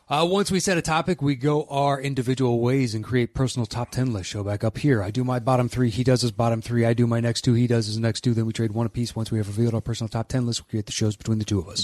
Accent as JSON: {"language": "English", "country": "United States", "said": "as an American"}